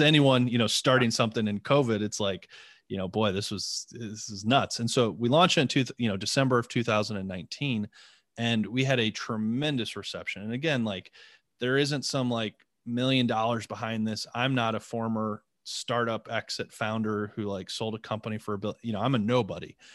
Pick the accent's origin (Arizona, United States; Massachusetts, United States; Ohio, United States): Ohio, United States; Northeastern; also born or lived in East Coast; now in Columbus, United States; I grew up in Northeastern Ohio